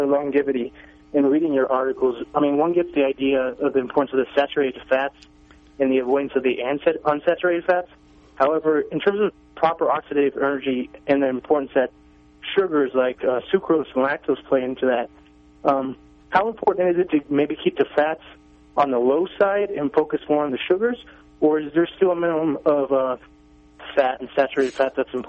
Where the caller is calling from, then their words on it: Colorado Springs, Colorado, United States; I'm in Colorado Springs